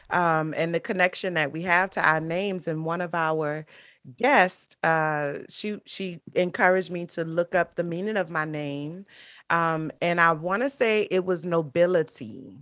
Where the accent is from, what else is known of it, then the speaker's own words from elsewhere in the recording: New Orleans, Louisiana, United States; moved away as an adult; also born or lived in Marrero, Louisiana; now in South Florida, United States; Louisiana is the state, New Orleans is the city, um, and so I'm, I'm from New Orleans, born and raised